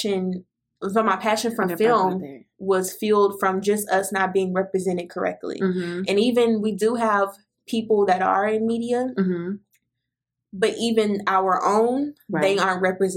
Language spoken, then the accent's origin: English; Fort Worth, Texas, United States; I grew up in Fort Worth